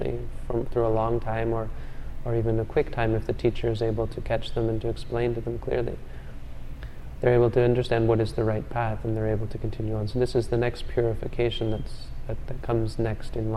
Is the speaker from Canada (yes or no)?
yes; Canada; I'm from Canada